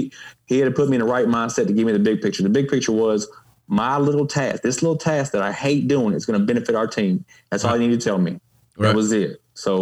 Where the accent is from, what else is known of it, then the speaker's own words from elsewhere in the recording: Baldwyn, Mississippi, United States; moved away as an adult; growing up in Baldwin, Mississippi.